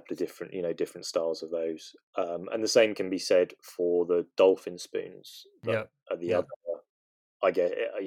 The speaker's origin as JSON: {"language": "English", "region": "England", "country": "United Kingdom", "said": "I'm English"}